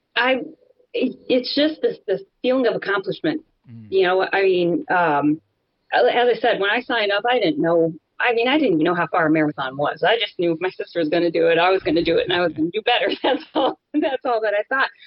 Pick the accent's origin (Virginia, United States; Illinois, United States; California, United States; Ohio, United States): Ohio, United States; Cleveland; now in Florida, United States; I'm from Cleveland